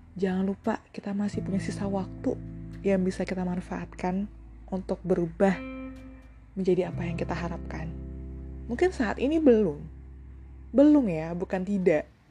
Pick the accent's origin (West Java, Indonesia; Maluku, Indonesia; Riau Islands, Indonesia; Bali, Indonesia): Bali, Indonesia; di salah satu radio yang ada di daerahku di Bali